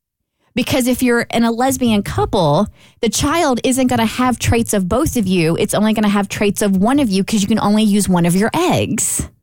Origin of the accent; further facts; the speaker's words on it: Kentucky, United States; See, we're all from Kentucky, so I felt this was a completely suitable question to ponder.